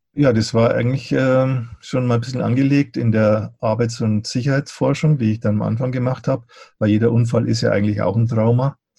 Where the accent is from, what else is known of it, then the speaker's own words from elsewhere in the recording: Eichstätt, Bavaria, Germany; ich habe ja schon in meiner Gymnasialzeit, habe ich, da gab es so eine Buchhandlung bei uns in Eichstätt